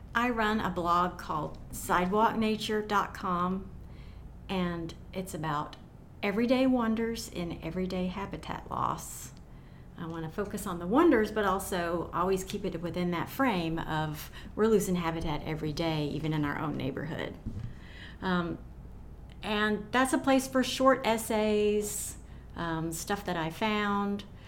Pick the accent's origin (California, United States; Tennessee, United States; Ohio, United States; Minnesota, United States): Tennessee, United States; Knoxville; I grew up in South Knoxville